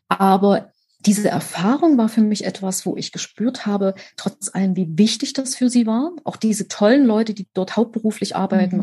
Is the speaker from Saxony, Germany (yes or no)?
yes; Leipzig, Saxony, Germany; Ich bin in Leipzig geboren, genau zur richtigen Zeit, wo nämlich Wende war und wo alles neu losging